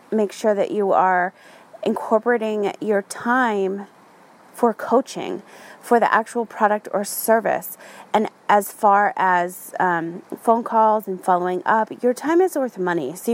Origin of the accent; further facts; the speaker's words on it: Ireland; My font was Gaelic. I'm Irish, so that had a meaning to me, and I own that font.